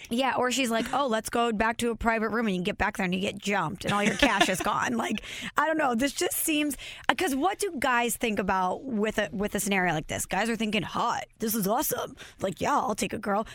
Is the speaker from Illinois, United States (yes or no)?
yes; Belleville, Illinois, United States; my hometown, Belleville, Illinois